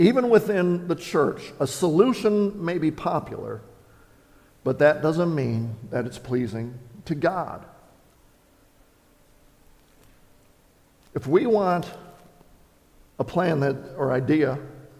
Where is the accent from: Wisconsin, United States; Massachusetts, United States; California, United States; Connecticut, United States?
Wisconsin, United States; I grew up in Wisconsin